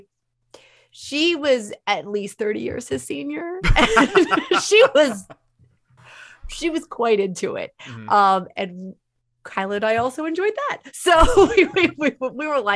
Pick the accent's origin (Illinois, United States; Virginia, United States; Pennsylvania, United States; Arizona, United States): Pennsylvania, United States; Pittsburgh; I'm from Pittsburgh.